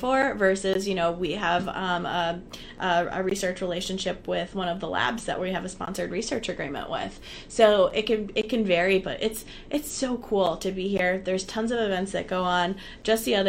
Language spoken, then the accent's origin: English; Connecticut, United States; I'm from Connecticut. I grew up in Connecticut.